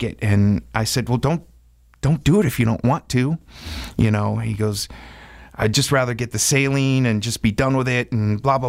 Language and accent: English; Wisconsin, United States; growing up in Wisconsin